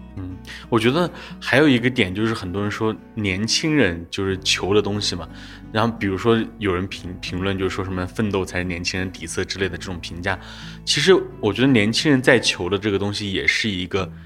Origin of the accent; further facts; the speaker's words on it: Jiangnan, China; 我是一个在江南出生的一个地方